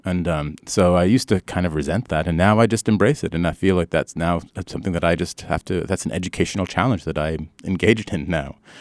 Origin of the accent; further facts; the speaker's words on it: Canada; moved away as an adult; now in United States; I grew up in Canada